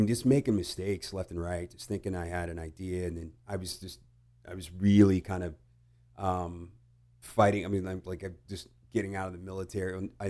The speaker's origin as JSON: {"language": "English", "town": "Houston", "region": "Texas", "country": "United States", "tie": "born or raised there", "also_born_or_lived": "Italy / England", "said": "And then I think when I was five, I was five, and then we moved back to Houston."}